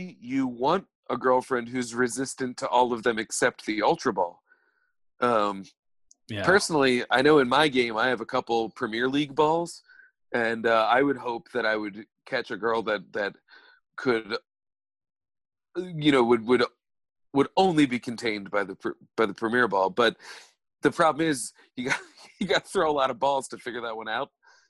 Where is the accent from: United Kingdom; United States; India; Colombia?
United Kingdom; England; I'm from England.